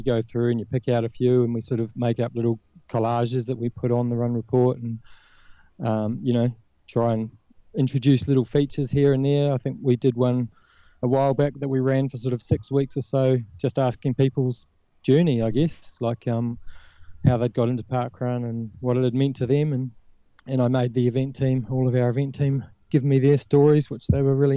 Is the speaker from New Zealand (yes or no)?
yes; New Zealand; now in Australia; I don't know if you picked up the accent, but I'm originally from New Zealand